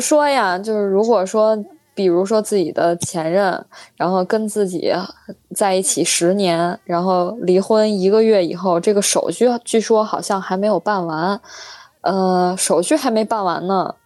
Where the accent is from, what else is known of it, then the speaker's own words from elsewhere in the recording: Beijing, China; 我们北京人